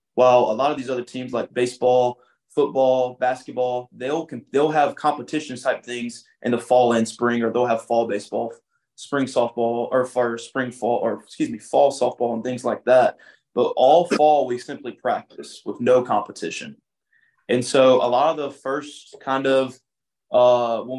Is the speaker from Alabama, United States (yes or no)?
yes; Demopolis, Alabama, United States; I'm from Demopolis, Alabama. Grew up in a small little town